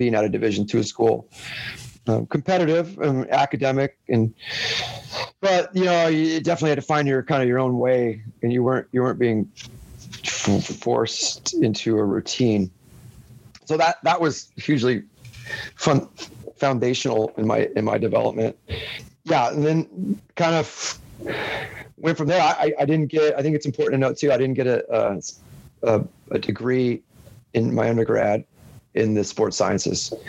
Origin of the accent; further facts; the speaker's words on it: Salinas, California, United States; moved away as an adult; also born or lived in Europe / Orange County / Baltimore; settled back into my hometown, Salinas, California